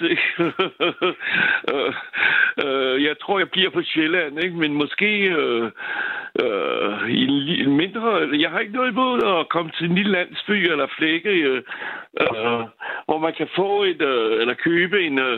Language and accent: Danish; France; Danish is a second language; now in Valby, Denmark; Nu er jeg franskmand, ikke?